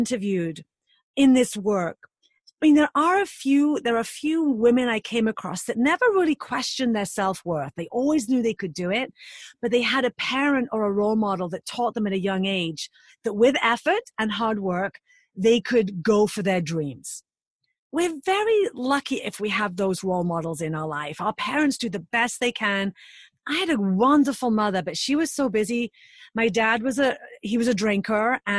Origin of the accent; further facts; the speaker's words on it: United Kingdom; now in United States; being British